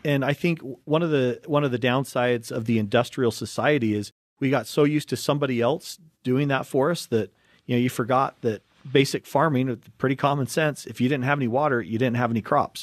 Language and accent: English; Utah, United States; growing up in Utah